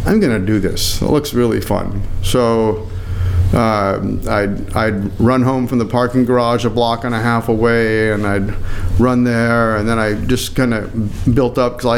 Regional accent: Copper Peak, Michigan, United States; moved away; my hometown, this Copper Peak, Red Bull 400 Copper Peak

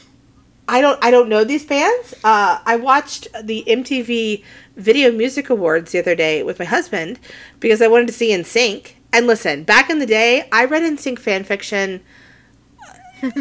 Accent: the South, United States; accent: southern; I have a very southern accent

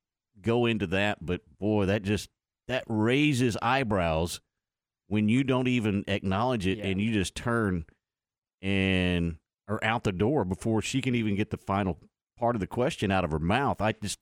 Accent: Dallas–Fort Worth Metroplex, Texas, United States; But growing up in the Metroplex

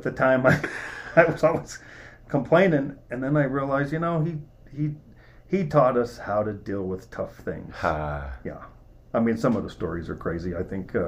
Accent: Utah, United States; I grew up right here in Utah. Been here my whole life, pretty much

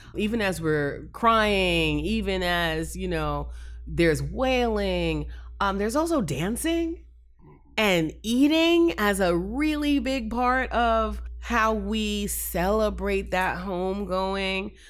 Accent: New York, United States; now in Florida, United States; I was raised in New York, but my mom and, and my greater family is all down here in Florida

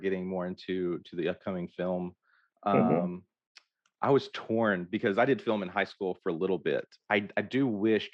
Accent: Hope, Arkansas, United States; I grew up in Hope, Arkansas

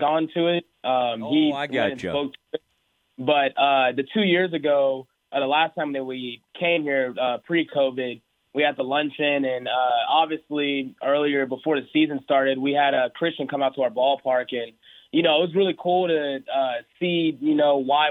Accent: Houston, Texas, United States; moved away; also born or lived in Oklahoma; I was born in Oklahoma, lived in Oklahoma for about 3 years, and then moved down to Houston after

